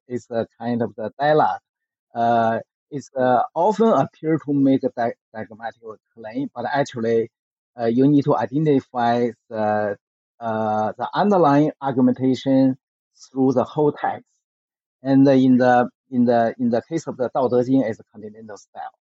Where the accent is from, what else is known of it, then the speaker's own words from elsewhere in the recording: Beijing, China; I grew up in the Beijing during the so-called Cultural Revolution movement in China from 1966 through the 1976.